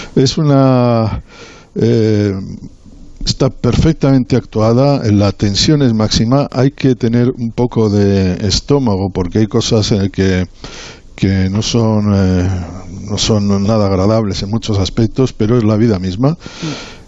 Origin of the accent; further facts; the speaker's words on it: Bilbao, Basque Country, Spain; now in Madrid, Spain; soy de Bilbao